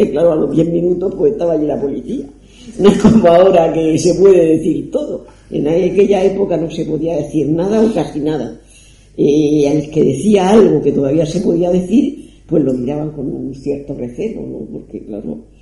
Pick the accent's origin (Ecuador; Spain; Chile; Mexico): Spain; Cartagena, Region of Murcia; moved away as an adult; yo es que salí de Cartagena en el año 63 y no he vuelto hace poco, pero yo he vivido la Cartagena de los años 50